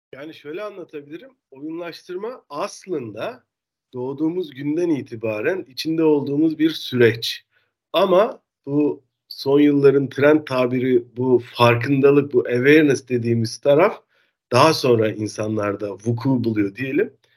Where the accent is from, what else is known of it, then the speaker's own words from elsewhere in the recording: Denizli, Turkey; moved away as an adult; also born or lived in Istanbul; now in Netherlands; ben Türk'üm. Denizli'de doğdum. Denizli'de lise eğitiminin ardından İstanbul'a üniversite için geldim